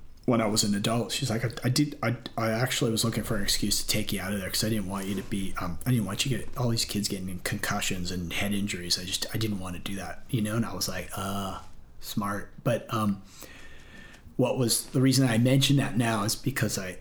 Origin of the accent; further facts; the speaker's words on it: Encinitas, California, United States; also born or lived in Florida / Las Vegas / Huntington Beach; I grew up in Encinitas